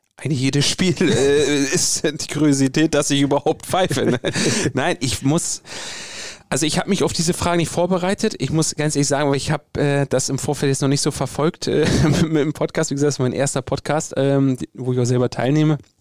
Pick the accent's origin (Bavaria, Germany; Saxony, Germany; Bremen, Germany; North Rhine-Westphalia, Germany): Bremen, Germany; ich bin hier in Bremen geboren, ich bin hier aufgewachsen, das ist meine Heimat. Ich komme äh, ursprünglich aus Bremen-Nord.